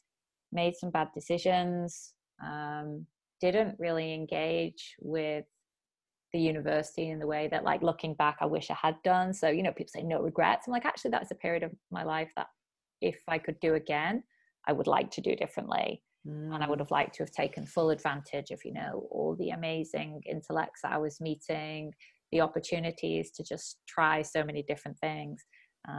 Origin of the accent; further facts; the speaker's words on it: Bury, North West England, United Kingdom; moved away as an adult; also born or lived in Oxford / Chiba, Japan; now in Japan; I'm originally from Bury, near Manchester in the UK.